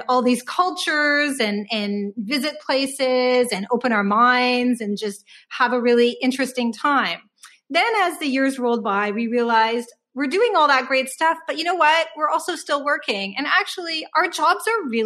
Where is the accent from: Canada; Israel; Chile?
Canada; we feel very fortunate and privileged to be Canadian citizens